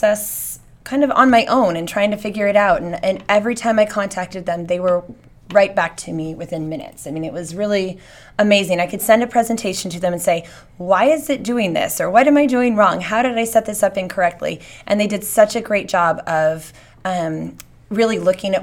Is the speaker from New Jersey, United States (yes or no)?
no; Redlands, California, United States; also born or lived in Fontana; I was born in Fontana, but I grew up mostly in Redlands.